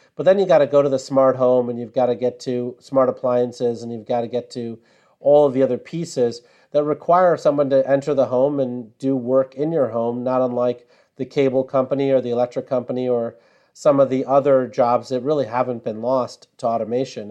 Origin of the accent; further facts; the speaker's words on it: Sterling, Illinois, United States; moved away; I grew up in Sterling, Illinois